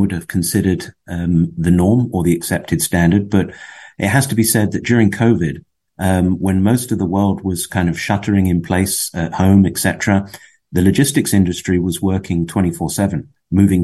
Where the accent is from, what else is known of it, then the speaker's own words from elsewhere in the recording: West Palm Beach, Florida, United States; moved away as an adult; also born or lived in Fort Lauderdale, Florida; now in Europe; I grew up in West Palm